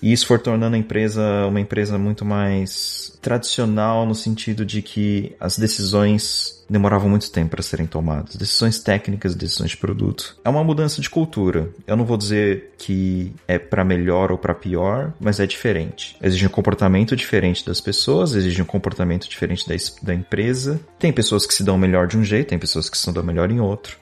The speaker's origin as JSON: {"language": "Portuguese", "region": "São Paulo", "country": "Brazil", "moved": "as an adult", "lives_now": "Netherlands", "said": "eu sou de São Paulo"}